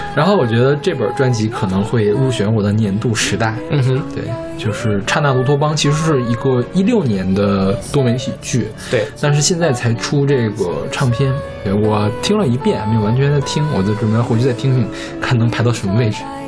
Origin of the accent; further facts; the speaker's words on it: China; 咱们就是中国人